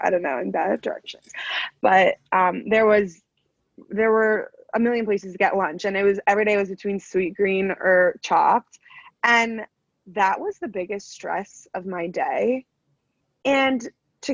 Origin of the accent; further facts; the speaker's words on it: East Coast, United States; on the East Coast